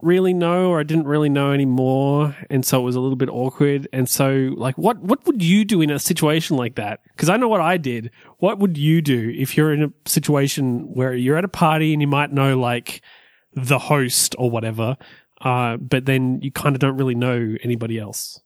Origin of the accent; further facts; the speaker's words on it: Orange, New South Wales, Australia; moved away as an adult; my hometown, Orange.